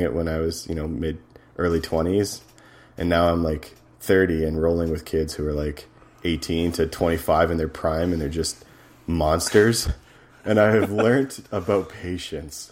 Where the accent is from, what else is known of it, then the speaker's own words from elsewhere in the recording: Edmonton, Alberta, Canada; my hometown, Edmonton